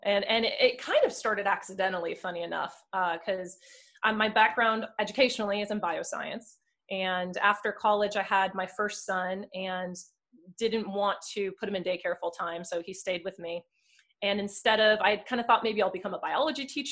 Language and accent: English; New Jersey, United States; moved away; I am originally from Sam's area in New Jersey